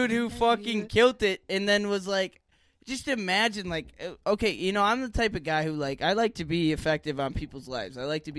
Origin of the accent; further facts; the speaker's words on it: Green Bay, Wisconsin, United States; also born or lived in Milwaukee; Being a kid who I grew up with in Green Bay, and I spent a little time in Milwaukee.